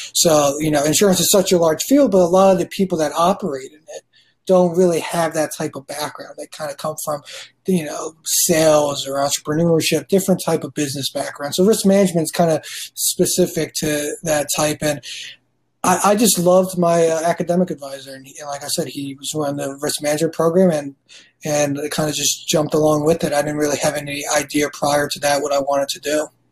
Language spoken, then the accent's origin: English; New York, United States; moved away as an adult; also born or lived in Indianapolis, Indiana; now in Chicago, United States; we grew up in New York, I went to Indianapolis, got a degree in risk management from Butler University, and now I've been in Chicago for the last four years